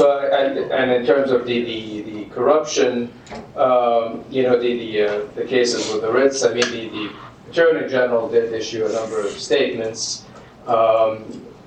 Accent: Jeddah, Makkah Province, Saudi Arabia; Jeddah, for instance, which is where my hometown

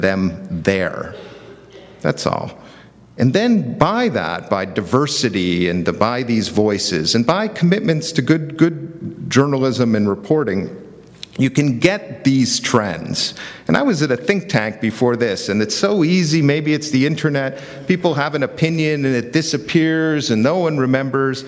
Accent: United States; as an American, I'm speaking as an American now

